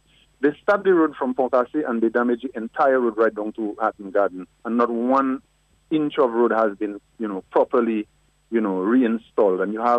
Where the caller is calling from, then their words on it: Kalinago Territory, Saint David, Dominica; I'm calling from the Kalinago territory.